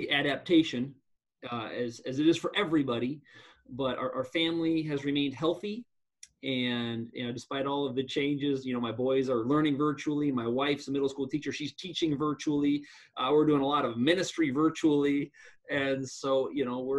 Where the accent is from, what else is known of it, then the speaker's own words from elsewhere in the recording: Black Hills, Western South Dakota, United States; I grew up out in Western South Dakota, out in the Black Hills